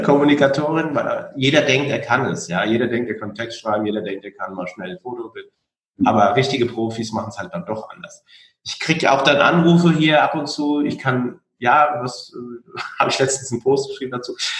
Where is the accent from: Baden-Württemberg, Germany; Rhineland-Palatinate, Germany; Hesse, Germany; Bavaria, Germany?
Hesse, Germany; Frankfurt am Main; born or raised there